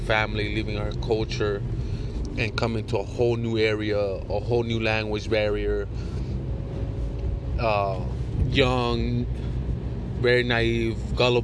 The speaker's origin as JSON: {"language": "English", "region": "New Jersey", "country": "United States", "tie": "born or raised there", "also_born_or_lived": "Puerto Rico", "said": "I was born in Puerto Rico, raised here in New Jersey"}